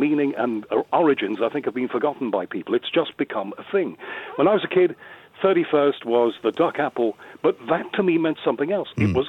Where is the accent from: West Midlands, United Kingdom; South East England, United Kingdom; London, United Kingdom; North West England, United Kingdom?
North West England, United Kingdom; Liverpool; accent: Scouse; moved away as an adult; I'm originally a Scouser. Yes. And spent my first 20 years in Liverpool.